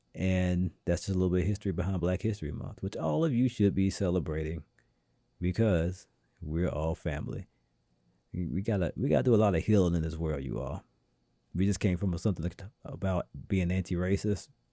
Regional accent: the South, United States; now in New England, United States; being a Southerner myself

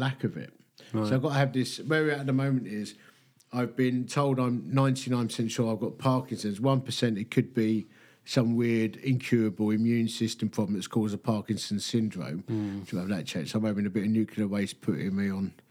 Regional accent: Essex, East of England, United Kingdom; I'm from Essex

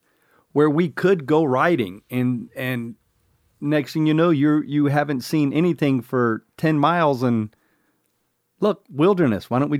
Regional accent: Indio, California, United States; We're bikepacking. We're from Indio.

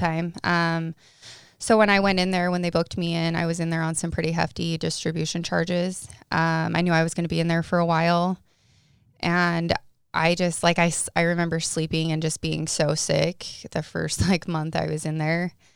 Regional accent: Paragonah, Utah, United States; I'm from Paragoona, Utah. Like, you sneeze and you miss the town.

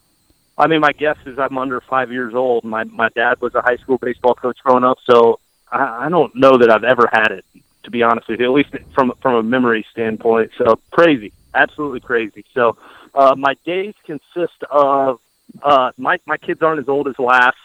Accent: Iowa, United States; now in Oxford, United States; I grew up in Iowa

